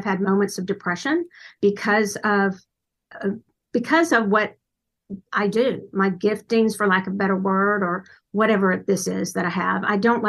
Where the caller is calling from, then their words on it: Dallas, Texas, United States; Dallas, Texas, in the United States.